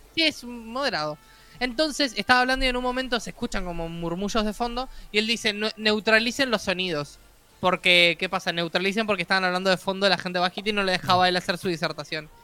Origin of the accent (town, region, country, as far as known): Uruguay